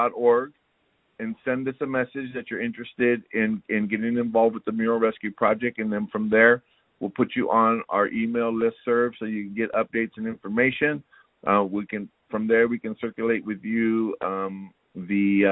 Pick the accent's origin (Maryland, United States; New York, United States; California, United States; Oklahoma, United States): California, United States; Santa Barbara; I'm from the East Side. I'm eight generations in Santa Barbara